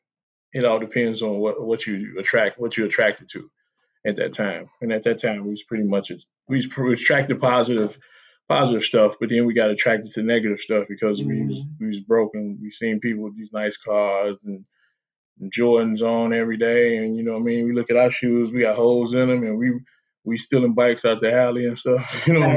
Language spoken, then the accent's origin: English; Chicago, Illinois, United States; I'm from Chicago. The west side of Chicago, the best side of Chicago. Grew up in a gang environment